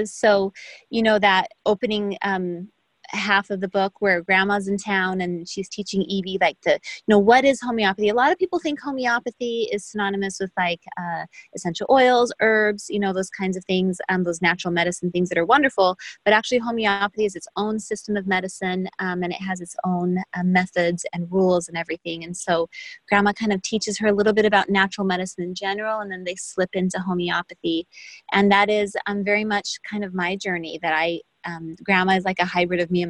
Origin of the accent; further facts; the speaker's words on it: Brazil; moved away; I'm from Brazil